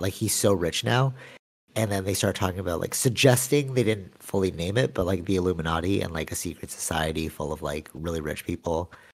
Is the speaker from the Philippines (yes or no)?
yes; Philippines; I'm Filipino